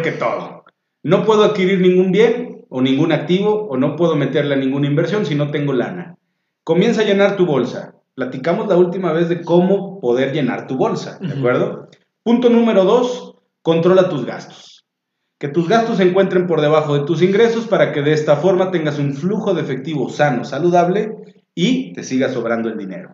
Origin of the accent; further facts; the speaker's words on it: Mexico; estamos peleados como mexicanos